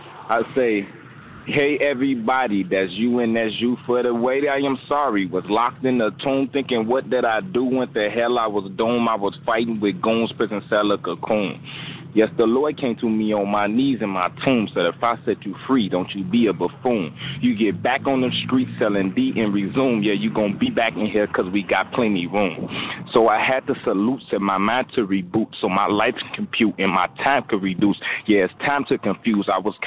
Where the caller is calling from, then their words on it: Chicago, Illinois, United States; I'm calling from Chicago, Illinois.